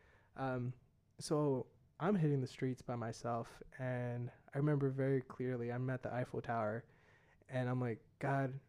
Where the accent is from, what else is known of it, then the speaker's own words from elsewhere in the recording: United States; accent: American; my American accent